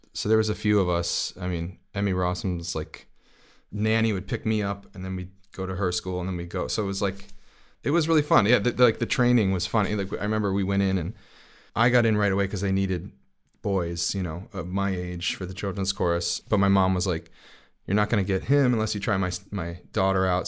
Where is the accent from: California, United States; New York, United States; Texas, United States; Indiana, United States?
New York, United States; New York City; I'm from Brooklyn